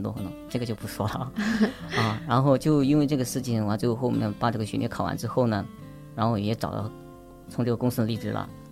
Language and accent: Chinese; Hubei, China; also born or lived in Lijiang; now in Guangzhou, China; 我是来自湖北的，现在也是在广州上班